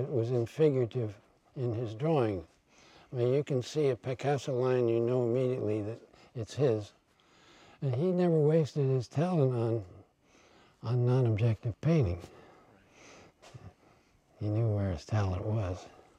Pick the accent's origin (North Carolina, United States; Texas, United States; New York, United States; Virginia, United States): New York, United States; now in San Francisco, United States; I'm from New York